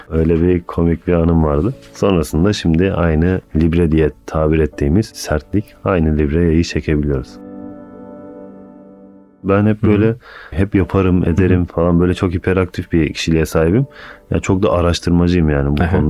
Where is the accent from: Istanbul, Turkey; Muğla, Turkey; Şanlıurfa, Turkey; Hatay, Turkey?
Istanbul, Turkey; born there; 1989 İstanbul doğumluyum. Aslen Karamanlıyım.